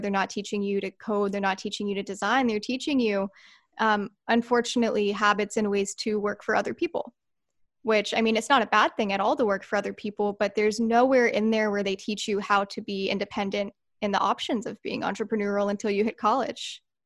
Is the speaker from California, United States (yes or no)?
yes; Santee, California, United States; I was born and raised right here in San Diego